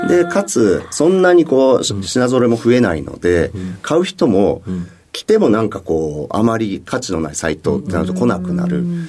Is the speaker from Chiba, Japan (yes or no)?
no; Mito, Ibaraki, Japan; 茨城県水戸市になります。